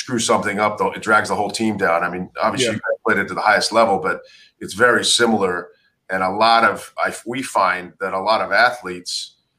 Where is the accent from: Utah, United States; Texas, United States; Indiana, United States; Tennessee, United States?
Utah, United States; Salt Lake City; I grew up in Salt Lake City.